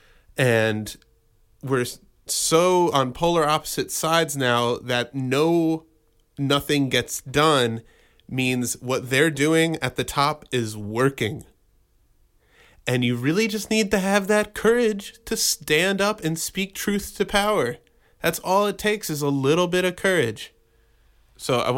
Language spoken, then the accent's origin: English; United States; I've been an American my whole life. I grew up in America